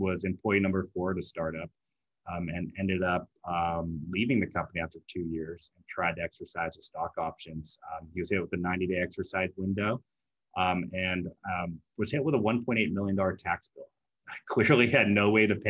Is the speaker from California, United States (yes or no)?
yes; San Francisco, California, United States; also born or lived in Seattle; I grew up here in San Francisco, true unicorn